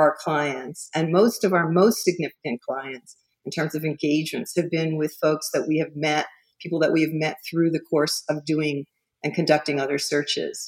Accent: Miami, Florida, United States; I grew up in Miami

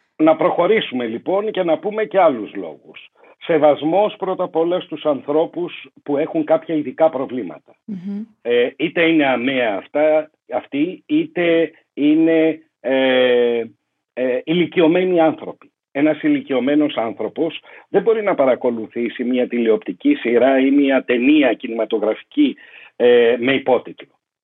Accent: Greece; Εγώ είμαι Έλληνας, ναι.

